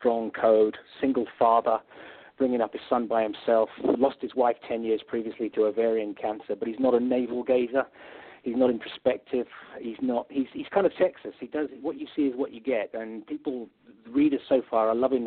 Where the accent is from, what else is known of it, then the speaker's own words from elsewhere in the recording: England, United Kingdom; as an English guy, I've spent an awful lot of time in the United States